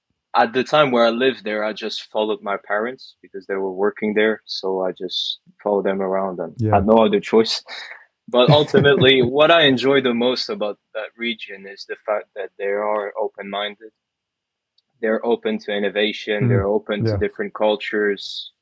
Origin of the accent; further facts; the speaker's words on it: Dubai, United Arab Emirates; also born or lived in England; now in France; I was born in France, then quickly moved to Dubai, Abu Dhabi as well, where I lived pretty much 17 years before moving to England